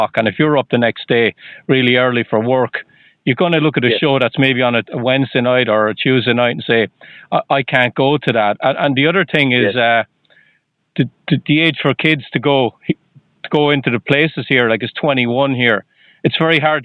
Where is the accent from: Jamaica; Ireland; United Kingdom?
Ireland; now in United States; I'm from Ireland